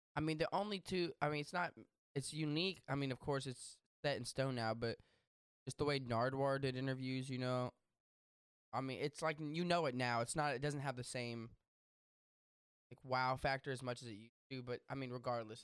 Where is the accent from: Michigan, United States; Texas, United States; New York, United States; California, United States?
Texas, United States; I grew up in Texas